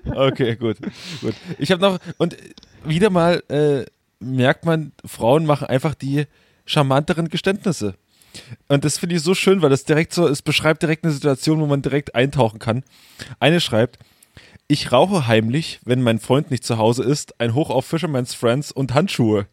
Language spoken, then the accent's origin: German; Großröhrsdorf, Saxony, Germany; moved away; da, äh, wo ich herkomme, äh, im Webhaus in Großröhrsdorf